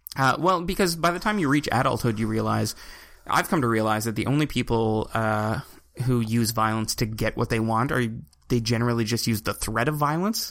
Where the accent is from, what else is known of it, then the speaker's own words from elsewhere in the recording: Evanston, Nova Scotia, Canada; I come from Cape Breton. So, like, we're talking 150 people